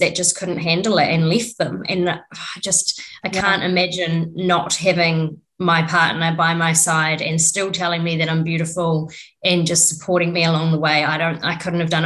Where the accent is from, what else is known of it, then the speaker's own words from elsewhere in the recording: New Zealand; I'm from New Zealand, lived here my whole life.